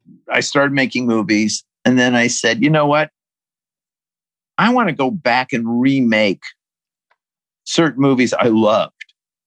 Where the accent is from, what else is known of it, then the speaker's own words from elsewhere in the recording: Colorado, United States; I'm growing up in Colorado